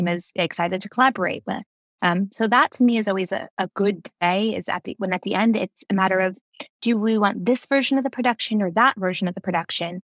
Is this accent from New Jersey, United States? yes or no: yes; New Jersey, United States; also born or lived in Brooklyn, New York / New York; I was born in Brooklyn, raised in New Jersey, lived in New York, and then moved right back to New Jersey to raise my family